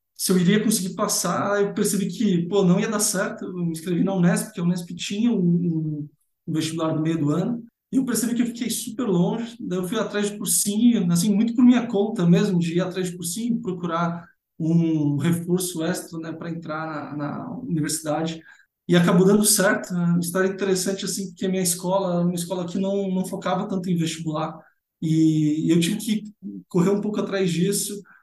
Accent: São Paulo, Brazil; also born or lived in São Carlos; Então, eu sou nascido em São Paulo, né? São Paulo capital, então sou paulistano.

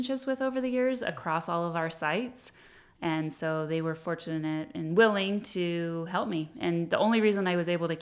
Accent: Hemet, California, United States; I was born and raised in Hemet

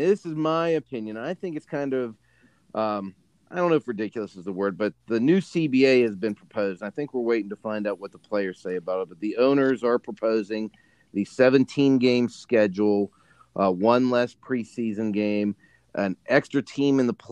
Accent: Pittsburgh, Pennsylvania, United States; there was no NBA team in Pittsburgh growing up

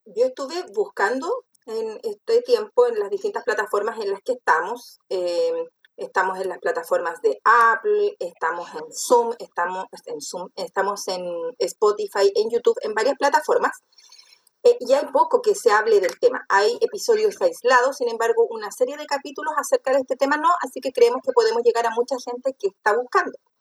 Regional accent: Chile; soy de Chile

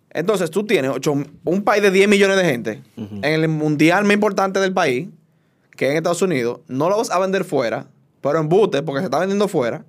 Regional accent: Dominican Republic; como dominicano

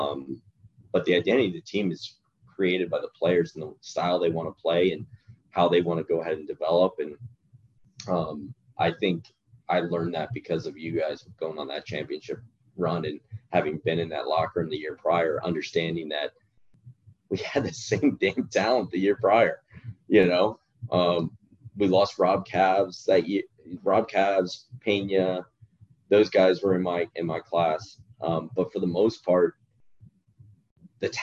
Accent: Virginia Beach, Virginia, United States; moved away; my hometown

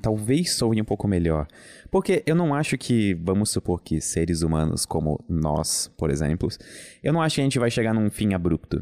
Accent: Brusque, Santa Catarina, Brazil; eu venho de Brusque

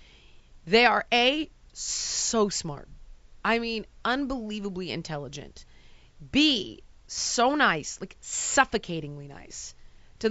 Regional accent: United States; I am an American.

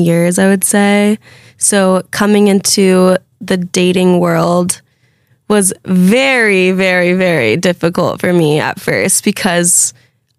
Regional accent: Fresno, California, United States; moved away as an adult; now in New York City, United States; we grew up together in Fresno.

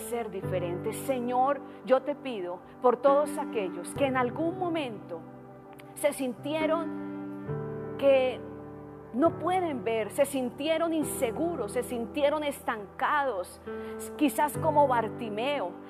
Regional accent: Colombia; moved away as an adult; also born or lived in Tijuana, Mexico; now in United States; Yo no soy americana, no tengo nacionalidad americana todavía. Soy colombiana.

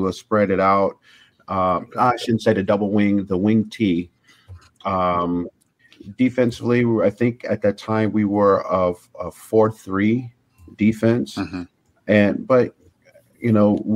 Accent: Long Beach, California, United States; also born or lived in Chicago, Illinois; I grew up in Long Beach, which was rough.

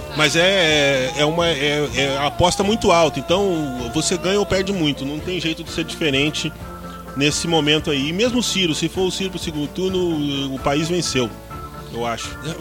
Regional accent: Southeast Brazil, Brazil; Todos nós somos originários do Sudeste

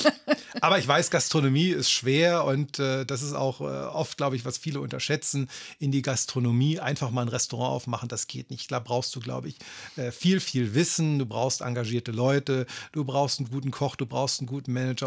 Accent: Berlin, Germany; also born or lived in Kramsach, Tyrol, Austria; ich bin mit vier Jahren aus einem kleinen Dorf in Tirol, äh, namens Kramsach nach Berlin gekommen

